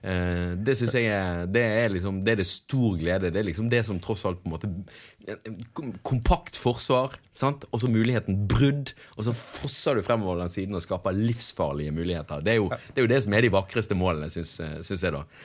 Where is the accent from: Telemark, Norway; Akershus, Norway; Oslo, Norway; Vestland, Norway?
Vestland, Norway; Bergen; der det var der jeg bodde når jeg var syv år gammel og begynte å spille fotball. Og ja, holdt på helt til jeg flyttet eh, til Åsane, fra Sandviken til Åsane